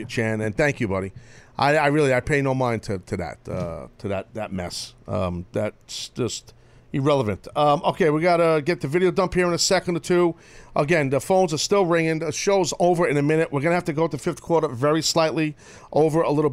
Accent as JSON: {"language": "English", "region": "New York", "country": "United States", "said": "I'm a New Yorker"}